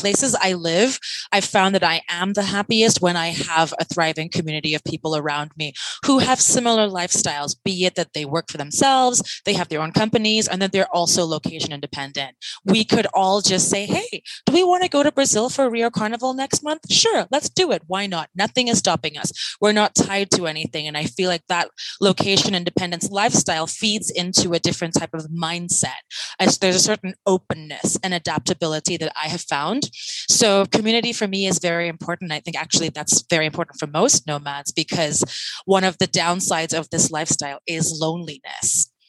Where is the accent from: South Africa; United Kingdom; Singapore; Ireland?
United Kingdom; London; I'm from London. It's the longest place I've ever lived.